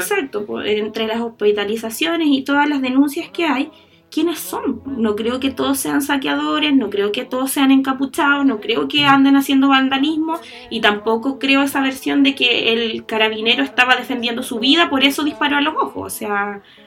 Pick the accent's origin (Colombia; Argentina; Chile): Chile; nosotros como chilenos